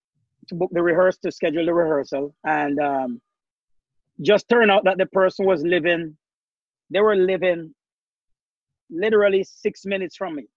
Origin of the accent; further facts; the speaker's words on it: Jamaica; now in Norwalk, United States; we growing up in Jamaica